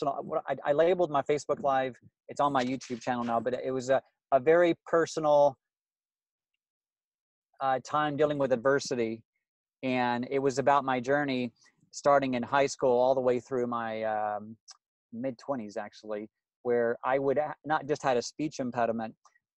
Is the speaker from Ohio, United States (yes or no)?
no; Louisiana, United States; I grew up in Louisiana